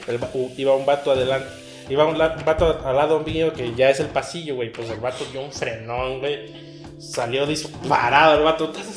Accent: Mexico; soy mexicano, cabrón. Vivo acá

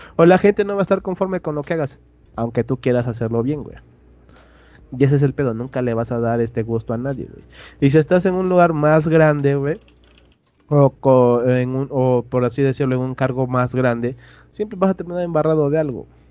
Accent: Oaxaca, Mexico

